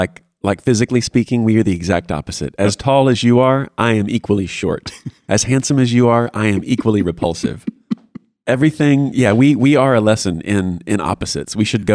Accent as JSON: {"language": "English", "town": "Houston", "region": "Texas", "country": "United States", "said": "And South Houston, to be exact. Not like Sugarland."}